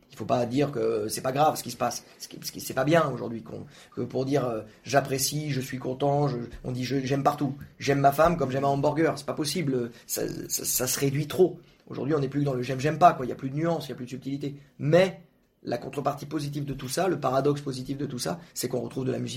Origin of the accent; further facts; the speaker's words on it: Quebec, Canada; quand j'étais jeune, j'habitais au Québec, au Québec, et les présentateurs télé, ils atténuaient volontairement leur accent pour parler des choses graves